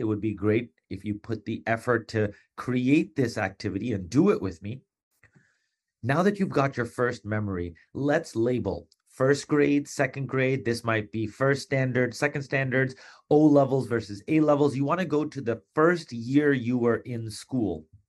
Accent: Long Island, New York, United States; also born or lived in East Meadow, Long Island / Garden City, Long Island; in fourth grade, we moved from Hem, uh, from East Meadow, Long Island to Garden, Hempstead, Garden City

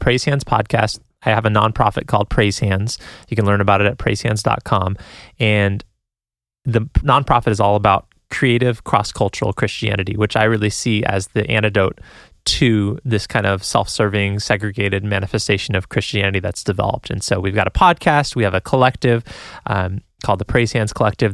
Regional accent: San Jose, California, United States; moved away; I'm from San Jose, California originally

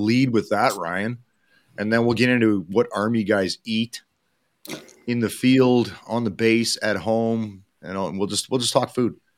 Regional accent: Edmonton, Alberta, Canada; somebody from Edmonton

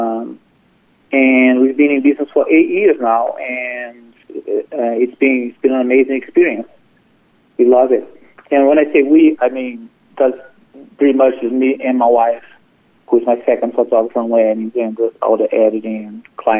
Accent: Brazil; now in Chapel Hill, United States; I'm originally from Brazil, and I moved to this country about 20, 25 years ago.

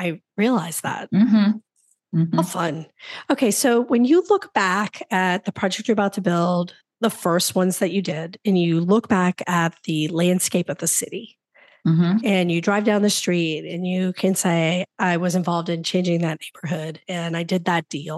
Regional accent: New Orleans, Louisiana, United States; moved away as an adult; also born or lived in Florida; I grew up on the West Bank

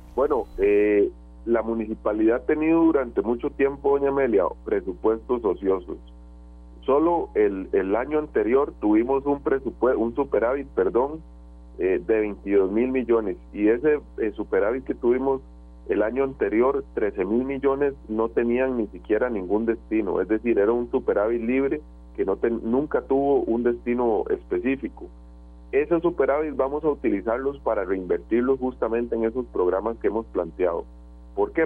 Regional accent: San José, Costa Rica; soy vecino de Zapote de toda la vida

